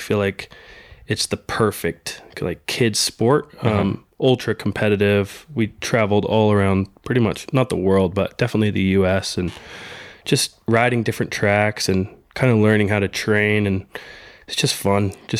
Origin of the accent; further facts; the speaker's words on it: North Carolina, United States; also born or lived in California / Georgia; Originally from California, and then lived in Georgia for a year when I was real little, and then been in North Carolina since I was probably eight or so.